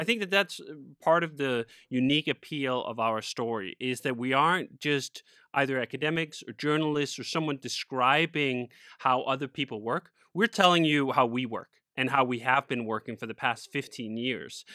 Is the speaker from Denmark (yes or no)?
yes; Copenhagen, Capital Region of Denmark, Denmark; moved away as an adult; also born or lived in Spain; I grew up in Copenhagen, Denmark, and stayed there for about 25 years